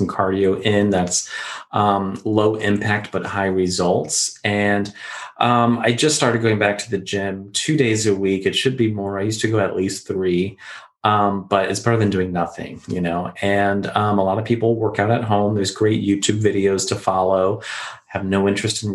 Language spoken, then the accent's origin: English; Florida, United States; us growing up in Florida with all the humidity and the heat